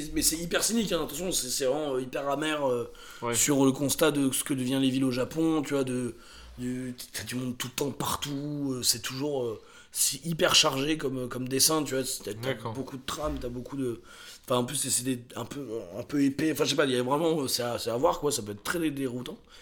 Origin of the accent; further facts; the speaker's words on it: France; en tant que Français qui a vu ça quand j'avais 18-20 ans